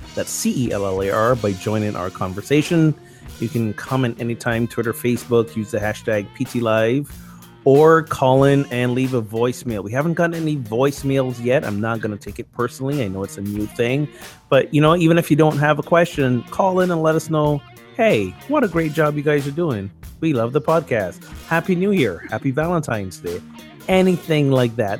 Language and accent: English; Barbados; now in United States; I have a green card, I'm not a citizen here, and I'm from Barbados